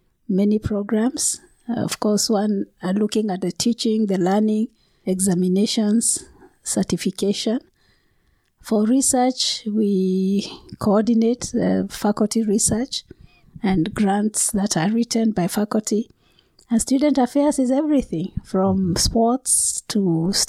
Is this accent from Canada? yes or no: no; Kenya; I come from Kenya